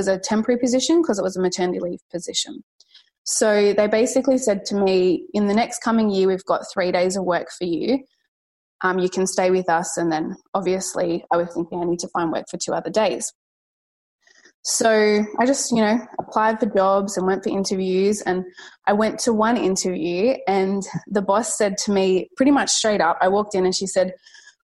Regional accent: Sydney, New South Wales, Australia; I am from Sydney out west. I live around Penrith area

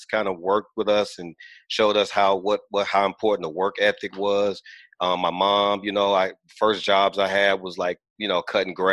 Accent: Gary, Indiana, United States; I'm originally from Gary, Indiana. I grew up in the more of the industrial age, the steel mill, steel producing age.

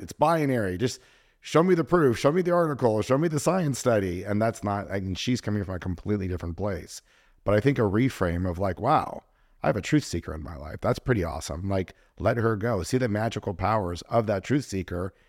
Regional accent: Los Angeles, California, United States; I grew up kind of in the Jewish part of L

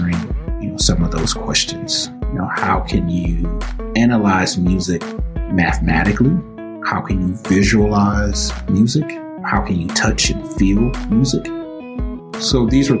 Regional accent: Highland Park, Michigan, United States; also born or lived in Detroit, Michigan; now in Madison, United States; born and raised in Highland Park, also, raised in the city of Detroit as well

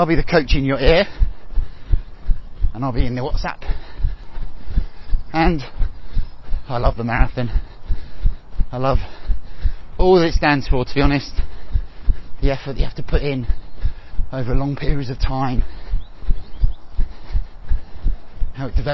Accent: Kent, South East England, United Kingdom; also born or lived in Hackney, London; now in Loughton, United Kingdom; I'm originally from Kent, I lived for a long while in Hackney in East London before moving slightly further east.

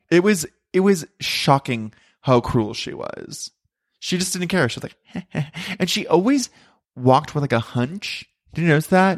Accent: Ventura, California, United States; moved away; I grew up in Ventura and it's my hometown.

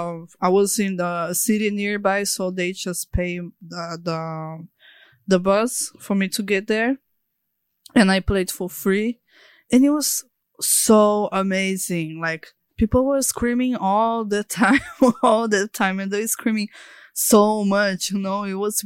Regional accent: Natal, Rio Grande do Norte, Brazil; also born or lived in Sao Paulo; Actually, it was like, I was born in Sao Paulo. But all my family is from Natal, you know?

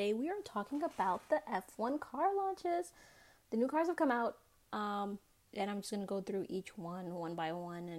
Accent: United States; I'm an American

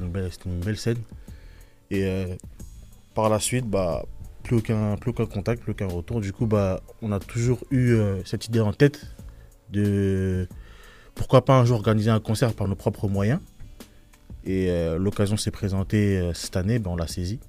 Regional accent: Limay, Île-de-France, France; On est issu de la ville de Limay

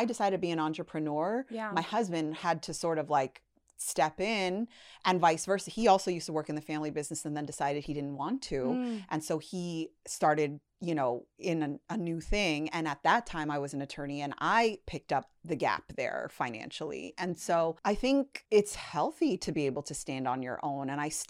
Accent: Toronto, Ontario, Canada; now in Los Angeles, United States; know, I grew up in Toronto. That's not a big, at the time, it wasn't a big industry there.

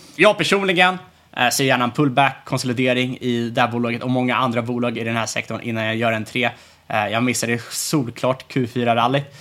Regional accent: Sweden

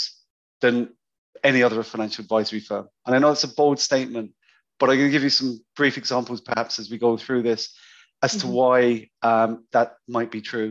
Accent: London, United Kingdom; moved away as an adult; also born or lived in Cyprus; now in Cork, Ireland; I grew up in London.

